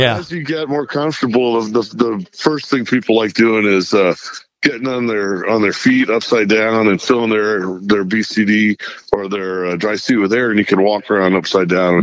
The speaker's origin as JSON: {"language": "English", "region": "Texas", "country": "United States", "moved": "yes", "said": "I'm from, I'm from Texas"}